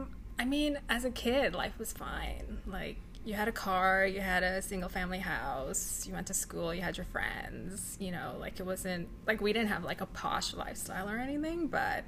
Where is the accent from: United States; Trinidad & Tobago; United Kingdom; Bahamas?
Bahamas; also born or lived in Guyana; I spent about 4 years there. And then we moved to the Bahamas. So that's a little interesting, and it makes sense for the next part of where I moved.